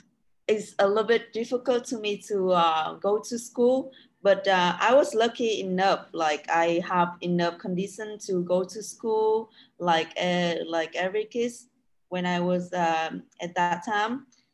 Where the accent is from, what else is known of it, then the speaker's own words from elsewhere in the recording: Quang Binh, Vietnam; moved away as an adult; also born or lived in Da Nang, Vietnam; now in Thailand; So I was born and grew up in Quảng Bình province, which Phong Nha Kheo is the very beautiful place to travel in Vietnam. It's still in the middle of Vietnam, so.